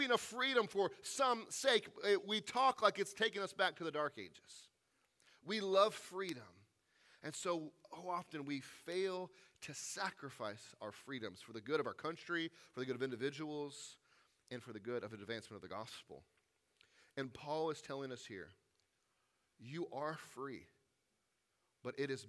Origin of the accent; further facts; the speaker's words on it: the South, United States; I grew up in the South, where the rebel flag was often on display